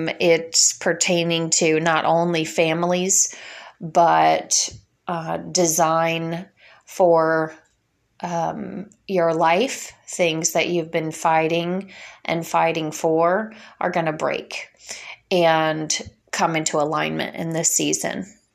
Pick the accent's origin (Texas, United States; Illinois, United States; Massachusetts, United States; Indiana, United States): Illinois, United States; moved away as an adult; I have been fighting for my family in my local area where I grew up in Illinois for many years. I moved away from there at 18 years old when my husband joined the Air Force, and we got stationed in Florida.